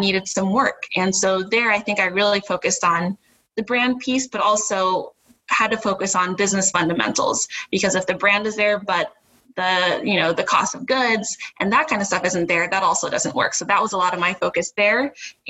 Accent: Ohio, United States; moved away as an adult; also born or lived in New Hampshire; So we are both from Ohio, grew up there, but born to a Jamaican immigrant mother

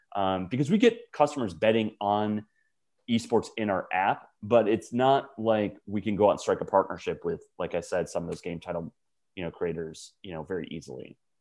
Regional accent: Wisconsin, United States; moved away; I grew up in Wisconsin as a diehard pro sports fan

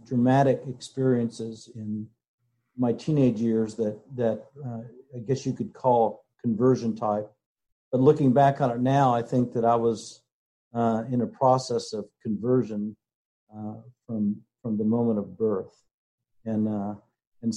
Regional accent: Kokomo, Indiana, United States; now in Austin, United States; I grew up in Kokomo and was a part of Main Street Methodist Church there

